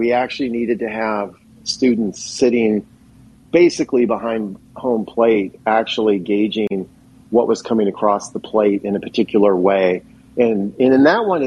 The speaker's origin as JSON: {"language": "English", "town": "Philadelphia", "region": "Pennsylvania", "country": "United States", "tie": "born or raised there", "said": "the town I grew up in Philadelphia area"}